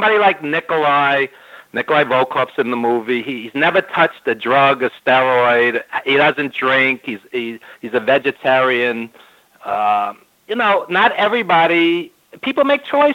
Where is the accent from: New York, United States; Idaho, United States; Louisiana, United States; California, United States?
New York, United States; I've lived in New York my whole life, as you could tell by my accent